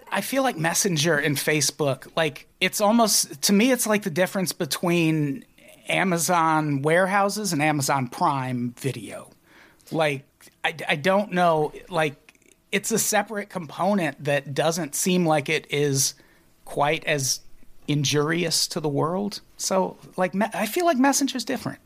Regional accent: Illinois, United States; born and raised in Illinois

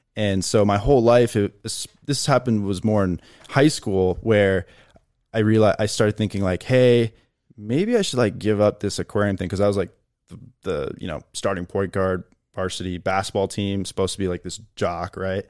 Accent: Chicago, Illinois, United States; moved away as an adult; also born or lived in Appleton, Wisconsin; where I grew up in Chicago

